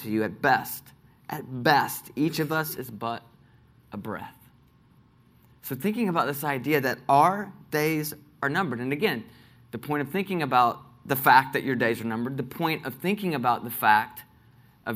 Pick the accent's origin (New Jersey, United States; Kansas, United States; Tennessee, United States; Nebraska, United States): Tennessee, United States; Nashville; I grew up here in Nashville